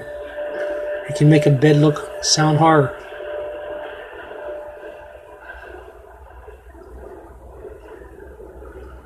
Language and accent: English; Pittsburgh, Pennsylvania, United States; I'm from Pittsburgh, Pennsylvania